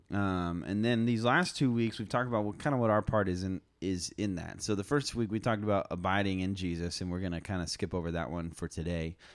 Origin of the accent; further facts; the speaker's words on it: United States; as Americans, especially as American Christians